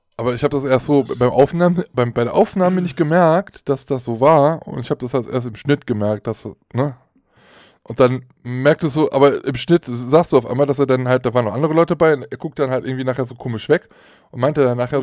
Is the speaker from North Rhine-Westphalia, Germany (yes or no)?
yes; Aachen, North Rhine-Westphalia, Germany; Ich komme aus Aachen